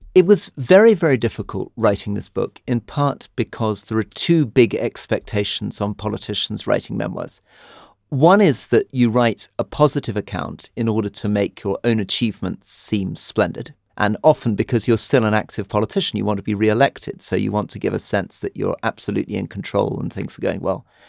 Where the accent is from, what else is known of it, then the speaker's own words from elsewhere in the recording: United Kingdom; now in Jordan; I'm British